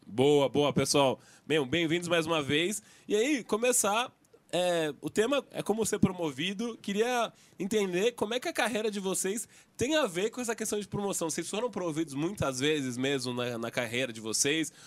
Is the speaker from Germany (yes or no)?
no; São Paulo, Brazil; accent: paulista; Único paulista. Então, meu sotaque tá. tá assim, o pior da mesa aqui, o mais anasalado